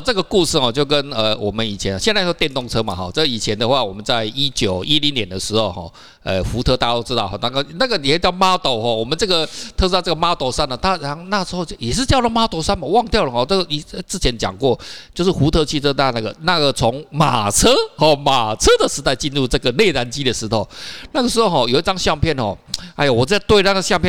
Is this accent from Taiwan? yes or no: yes; Taiwan; 我们台湾人